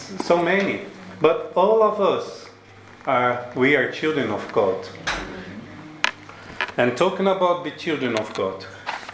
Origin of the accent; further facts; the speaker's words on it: Brazil; English is a second language; moved away; I'm from Brazil